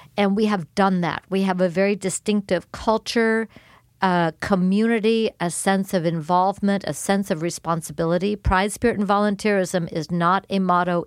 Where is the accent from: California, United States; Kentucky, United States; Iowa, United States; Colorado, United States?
California, United States; Los Angeles; moved away as an adult; also born or lived in Davis, California; now in Keizer, United States; born and raised in Los Angeles. I was actually born in the city of Los Angeles